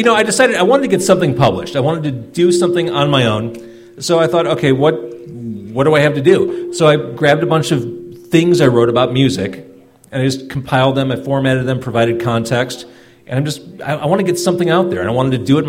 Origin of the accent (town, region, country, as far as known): Skokie, Illinois, United States; born or raised there